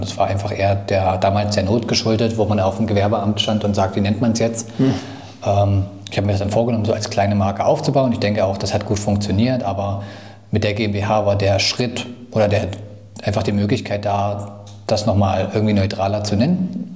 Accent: Thuringia, Germany; moved away as an adult; now in Dresden, Germany; ich komme aus Dresden, bin ursprünglich aus Thüringen, aber bin zum Studium nach Dresden gezogen

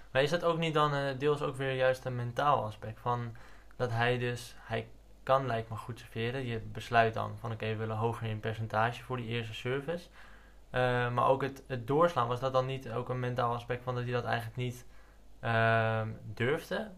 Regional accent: Netherlands; als Nederlanders

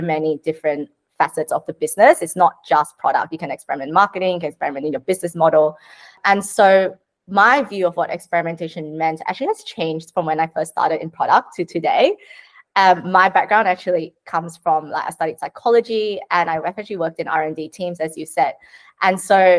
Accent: Sydney, New South Wales, Australia; I'm from Sydney

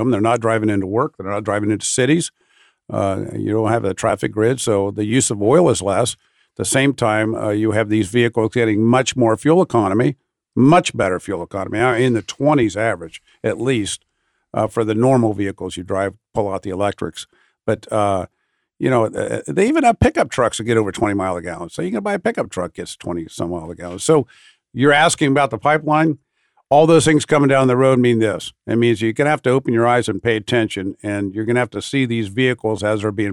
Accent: Ohio, United States; You drive down this turnpike down here. In I'm from Ohio.

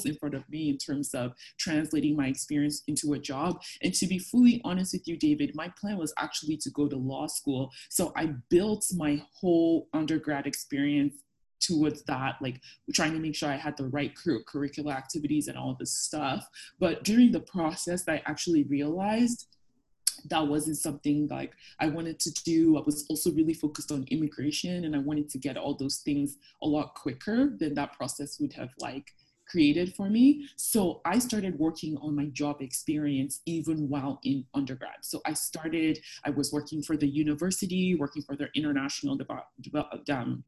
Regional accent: Lagos, Nigeria; moved away as an adult; also born or lived in Fredericton, Canada; now in Canada; I grew up in Lagos

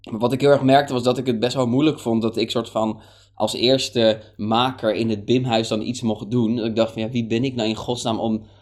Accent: Hoorn, North Holland, Netherlands; die was een keer in Horen, want ik kom uit Horen, daar ben ik opgegroeid.

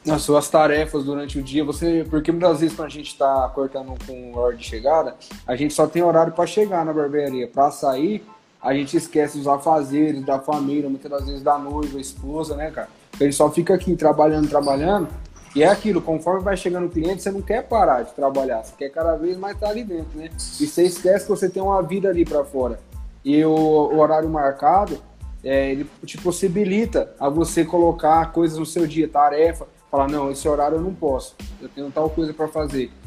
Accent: Nova Independência, São Paulo, Brazil; eu tenho 19 anos, eu sou aqui de Nova Independência.

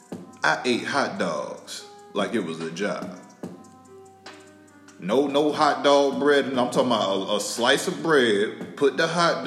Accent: Tallahassee, Florida, United States; I'm from North Florida, family. Don't get my Florida mixed up with Miami. Hell, you can't even get my Florida mixed up with Tampa. I'm from North Florida, Tally Hole

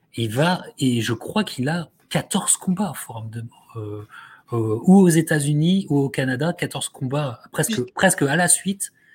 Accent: France; en tant que Français

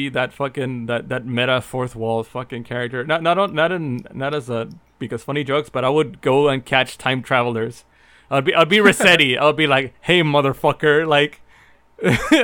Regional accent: Mexico; moved away; me growing up in Mexico

